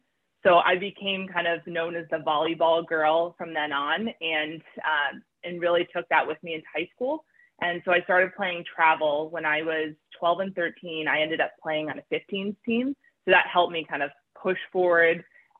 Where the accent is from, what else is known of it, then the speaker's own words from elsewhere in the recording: New Jersey, United States; game, but we did go to usually at Lafayette since that was closer to where I grew up.